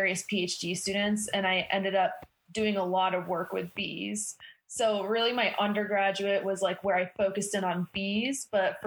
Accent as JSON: {"language": "English", "town": "Rutland", "region": "Vermont", "country": "United States", "tie": "born or raised there", "moved": "as an adult", "lives_now": "Bozeman, United States", "said": "I grew up in Rutland, Vermont"}